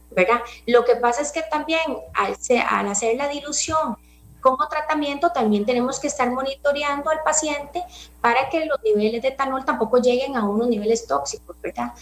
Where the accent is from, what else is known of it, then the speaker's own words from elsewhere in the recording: Costa Rica; nosotros como población costarricense